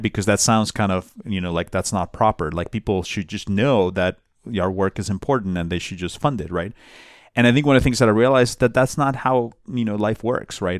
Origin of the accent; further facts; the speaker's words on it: Bogotá, Colombia; moved away; I'm from Bogota